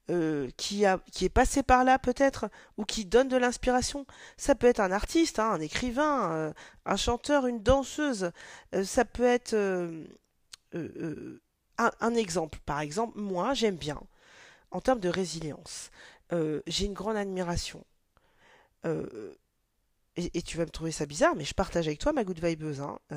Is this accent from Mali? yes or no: yes; Mali; je suis originaire du Mali